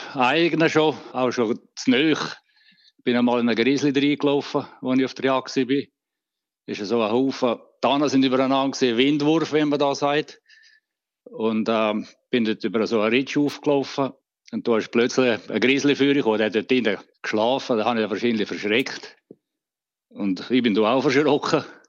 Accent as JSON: {"language": "German", "region": "Graubünden", "country": "Switzerland", "moved": "as an adult", "lives_now": "Vernon, Canada", "said": "als Bündner"}